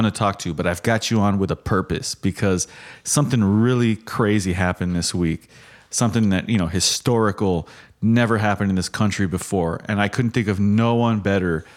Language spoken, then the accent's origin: English; United States; as an American